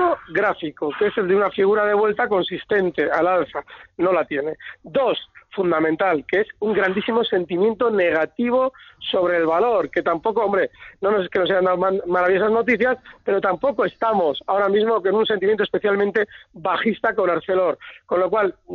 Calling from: Madrid, Community of Madrid, Spain; de Madrid.

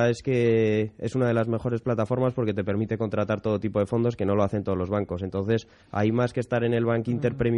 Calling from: Madrid, Community of Madrid, Spain; Hola, buenos días. … de Madrid.

